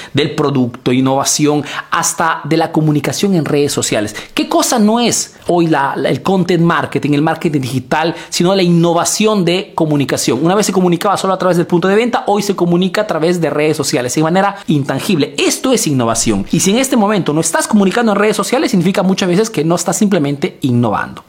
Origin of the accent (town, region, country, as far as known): Peru; now in Italy